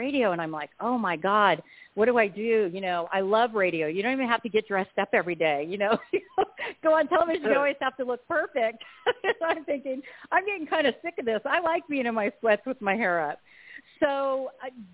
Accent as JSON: {"language": "English", "town": "Huntington Beach", "region": "California", "country": "United States", "tie": "born or raised there", "also_born_or_lived": "East Coast", "moved": "yes", "said": "I grew up in Huntington Beach, California"}